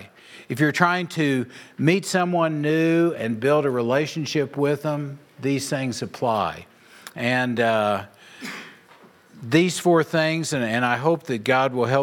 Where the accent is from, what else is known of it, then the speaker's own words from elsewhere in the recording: Oklahoma, United States; moved away as an adult; now in Nebraska, United States; I moved from Oklahoma to Nebraska